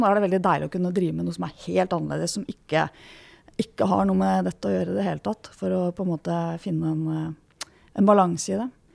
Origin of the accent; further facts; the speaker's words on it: Norway; jeg vokste opp på Rykken